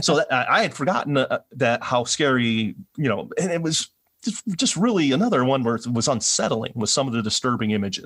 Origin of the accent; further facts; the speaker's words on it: Milwaukee, Wisconsin, United States; I'm from Milwaukee